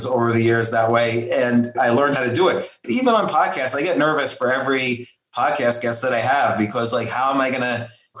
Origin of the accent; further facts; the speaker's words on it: New York City, New York, United States; moved away as an adult; now in Key Biscayne, United States; I was born in New York and lived in and around New York City all my life